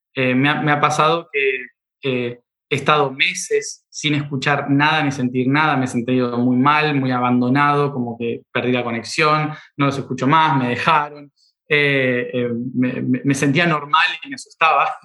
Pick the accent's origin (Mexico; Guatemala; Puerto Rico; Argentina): Argentina; soy argentino